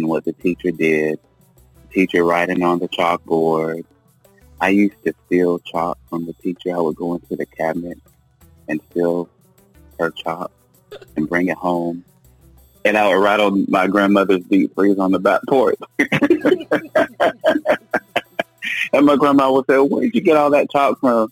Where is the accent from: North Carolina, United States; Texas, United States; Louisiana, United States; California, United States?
North Carolina, United States; Goldston; now in Siler City, United States; I am originally from Golston, North Carolina